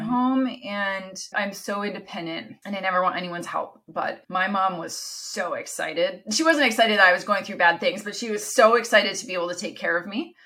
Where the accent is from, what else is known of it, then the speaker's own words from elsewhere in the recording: Canada; first language Italian; English is a second language; moved away as an adult; also born or lived in Italy; My parents are Italian. They immigrated to Canada, where I was born. Italian's my first language.